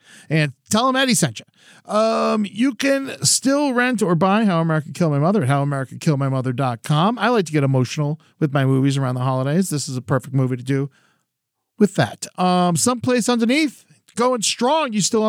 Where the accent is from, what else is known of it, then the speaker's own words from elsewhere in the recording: Boca Raton, Florida, United States; also born or lived in Orlando; I was born in Orlando, but I went to high school and middle school there. So I feel like I treat Boca as where I'm actually from.